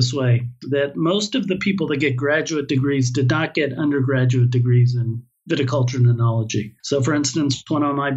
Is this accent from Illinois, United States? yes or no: no; California, United States; accent: American; moved away as an adult; now in Israel; Born and raised in California.